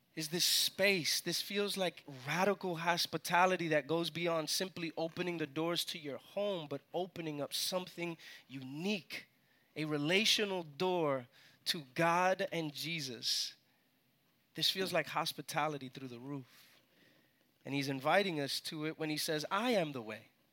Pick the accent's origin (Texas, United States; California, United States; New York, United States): New York, United States; New York City; moved away as an adult; now in Atlanta, United States; I was born and raised in New York